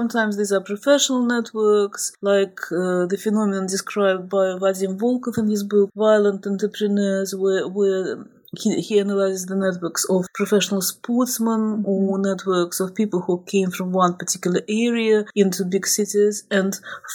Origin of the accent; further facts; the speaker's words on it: Moscow, Russia; I'm actually from Moscow